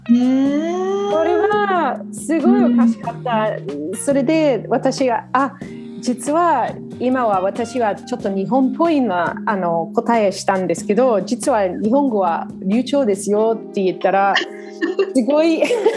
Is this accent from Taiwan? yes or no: no; Australia; Japanese is a second language; moved away as an adult; also born or lived in Japan; now in Sydney, Australia